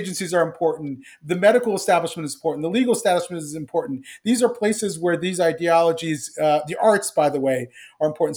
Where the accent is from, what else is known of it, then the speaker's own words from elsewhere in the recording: Columbus, Ohio, United States; I grew up in Columbus, Ohio to, in, in, uh, immigrant family